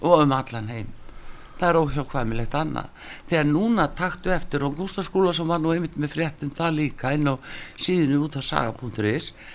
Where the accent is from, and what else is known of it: Iceland